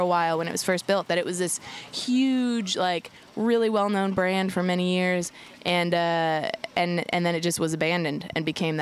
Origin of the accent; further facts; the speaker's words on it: Lexington, Kentucky, United States; I grew up in Lexington